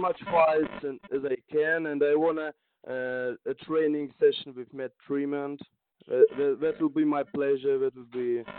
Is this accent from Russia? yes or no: yes; Russia; born or raised there; English is a second language